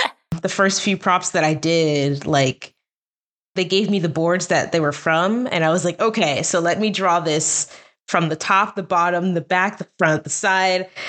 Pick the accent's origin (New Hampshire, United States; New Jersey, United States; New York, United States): New Jersey, United States; moved away as an adult; also born or lived in Baltimore, Maryland; now in Burbank, United States; I'm from New Jersey. That's where I was, uh, born and where we grew up